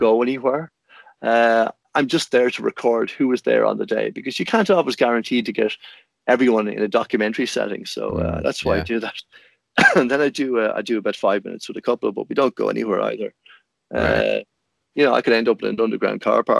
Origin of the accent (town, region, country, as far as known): Ireland